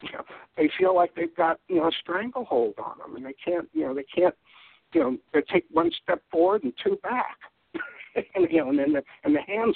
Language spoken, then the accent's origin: English; Deep South, United States; And I'm from the Deep South. I'm not a true Southerner, but, I know my fried chicken.